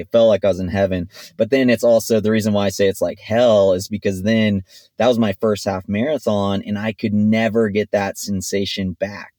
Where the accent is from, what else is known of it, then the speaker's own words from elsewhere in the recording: Big Bear Lake, California, United States; also born or lived in Stanford / Mammoth Lakes; I grew up in Big Bear Lake at altitude